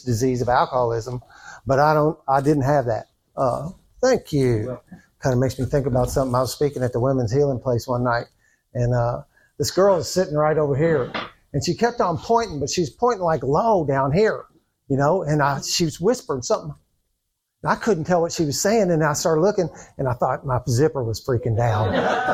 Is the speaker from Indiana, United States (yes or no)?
yes; New Albany, Indiana, United States; I was born in New Albany, Indiana. I don't know if you can tell from my accent or not. Uh, I've been born and bred there. I've lived there all my life